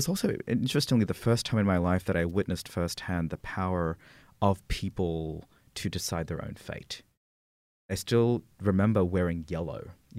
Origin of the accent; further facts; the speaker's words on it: Philippines; born there; Yeah, so I was born in the Philippines under the Marcos dictatorship, which is always a fun way to introduce yourself at a party.